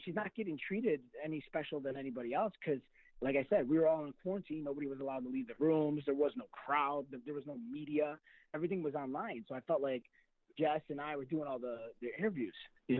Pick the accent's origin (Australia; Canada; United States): United States; Chicago, Illinois; I'm from Chicago